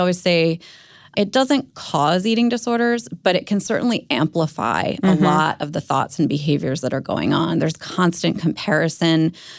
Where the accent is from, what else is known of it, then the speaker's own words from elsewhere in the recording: Maryland, United States; I grew up outside of Baltimore, and I started struggling with an eating disorder myself in middle school